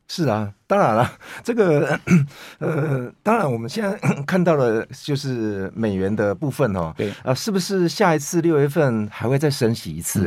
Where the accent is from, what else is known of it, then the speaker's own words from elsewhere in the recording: Taiwan; 我们台湾人